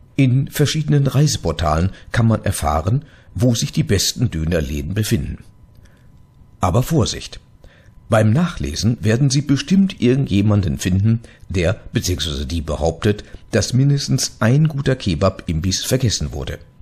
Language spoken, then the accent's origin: German; Gelsenkirchen, North Rhine-Westphalia, Germany; In meiner Heimatstadt Gelsenkirchen